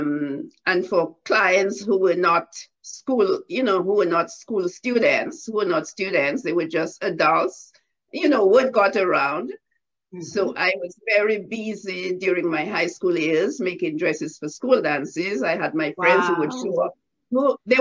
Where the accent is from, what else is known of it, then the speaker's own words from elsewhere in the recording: Grand Bay, Saint Patrick Parish, Dominica; I was born in Grande Bay, Dominica